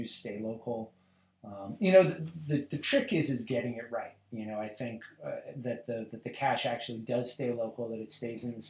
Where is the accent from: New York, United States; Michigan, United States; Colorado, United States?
Colorado, United States; moved away; Colorado, my home state